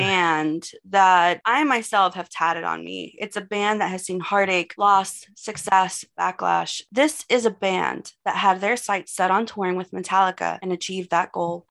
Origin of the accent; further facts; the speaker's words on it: Texas, United States; I'm from Texas